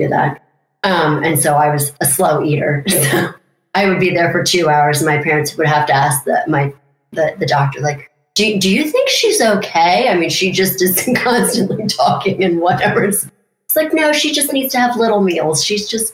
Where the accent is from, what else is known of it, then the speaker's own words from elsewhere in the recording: Mount Airy, Maryland, United States; I come from Mount Airy, Maryland